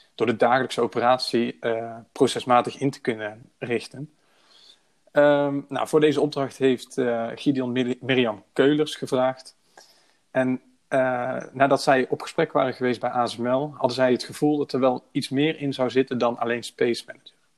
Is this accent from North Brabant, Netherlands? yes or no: yes; Breda, North Brabant, Netherlands; Ik ben 26 jaar oud en ik kom uit Breda.